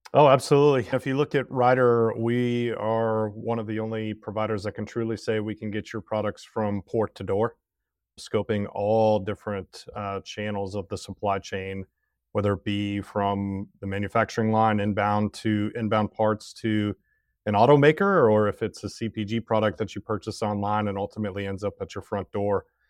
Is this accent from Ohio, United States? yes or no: yes; Cincinnati, Ohio, United States; also born or lived in Oxford, Ohio / Tennessee; born in Cincinnati, Ohio. I still got family that lives there